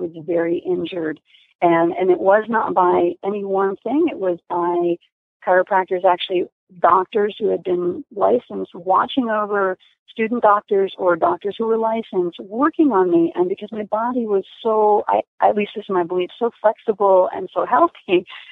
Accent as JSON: {"language": "English", "region": "New Jersey", "country": "United States", "tie": "born or raised there", "said": "I grew up kind of in rural America on the East Coast in New Jersey"}